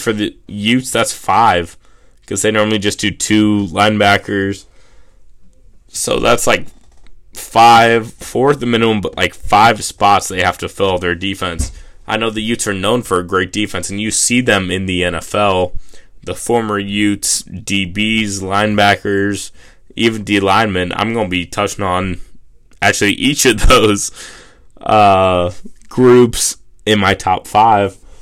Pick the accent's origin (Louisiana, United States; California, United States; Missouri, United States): Missouri, United States; I'm from Missouri